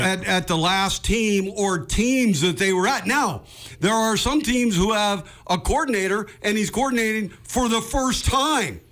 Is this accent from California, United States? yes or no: yes; Bay Area, California, United States; I grew up in the Bay Area